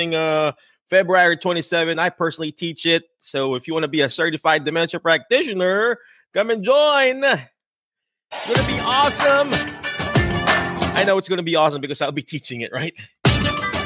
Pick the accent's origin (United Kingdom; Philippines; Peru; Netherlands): Philippines; English is a second language; now in United States; I'm Filipino.